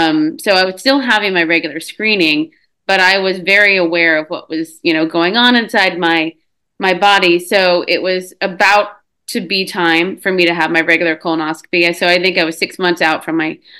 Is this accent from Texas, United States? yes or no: yes; Texas, United States; born and raised in Texas